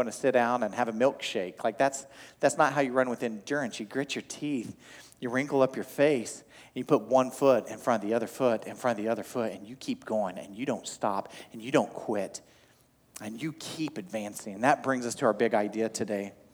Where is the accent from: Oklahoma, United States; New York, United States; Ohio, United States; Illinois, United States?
Oklahoma, United States; I grew up in Oklahoma